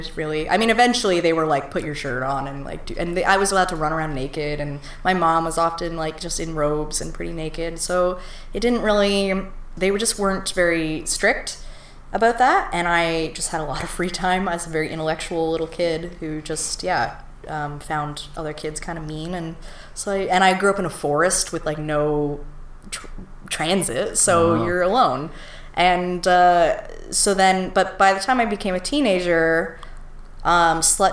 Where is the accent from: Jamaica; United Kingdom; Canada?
Canada; Ontario; also born or lived in Toronto; we moved away from Toronto when I was 3. And so I grew up in the country